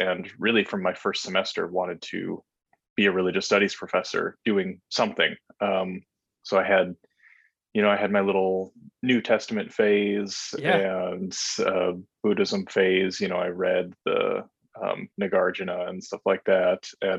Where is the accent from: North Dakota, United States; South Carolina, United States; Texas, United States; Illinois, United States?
North Dakota, United States; Yeah, I am from North Dakota, or I went to high school there at least. And so I also went to college there at the University of North Dakota.